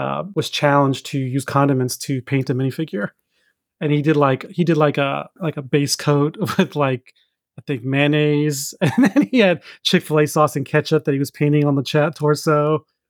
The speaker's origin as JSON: {"language": "English", "region": "New York", "country": "United States", "tie": "born or raised there", "moved": "yes", "lives_now": "Virginia, United States", "said": "growing up in New York"}